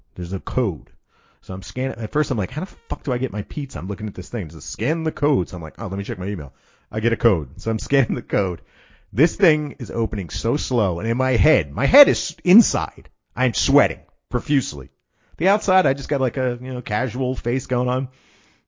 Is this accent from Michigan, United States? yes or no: no; Philadelphia, Pennsylvania, United States; I'm from Philadelphia. I've grown up in Philadelphia